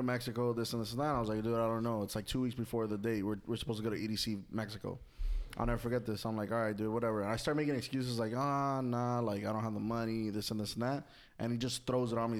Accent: Puerto Rico; I'm from Puerto Rico

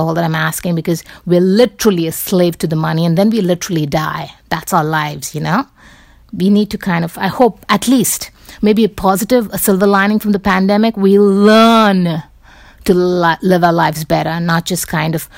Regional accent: Mumbai, Maharashtra, India; moved away; I grew up in Bombay.

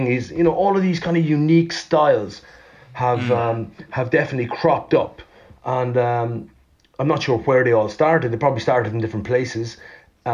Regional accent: Laois, Ireland; moved away; also born or lived in America; I was lucky enough to kind of grow up deep in the countryside in County Leash in Ireland

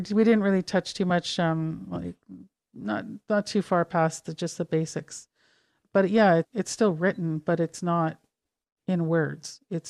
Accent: Calgary, Alberta, Canada; born there; I was born in Calgary, but I haven't been in Alberta in many, many years.

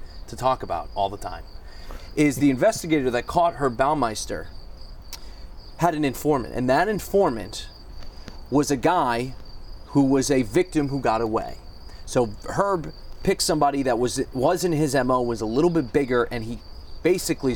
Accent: East Coast, United States; moved away as an adult; now in Indiana, United States; I'm from the East Coast, and when I moved to Indiana

